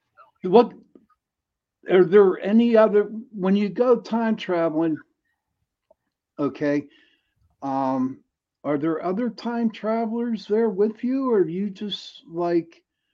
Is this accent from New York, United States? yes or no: no; Pittsburgh, Pennsylvania, United States; I am from Pittsburgh, Pennsylvania, and we do have a different dialect than everybody else.